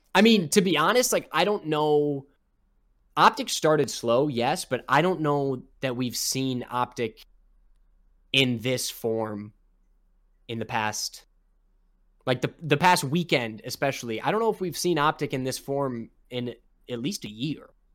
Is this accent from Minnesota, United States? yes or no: yes; Minnesota, United States; I'm from Minnesota